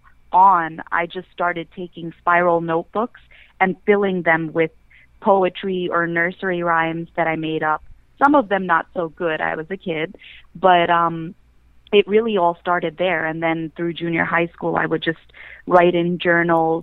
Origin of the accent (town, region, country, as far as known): New York City, New York, United States; born or raised there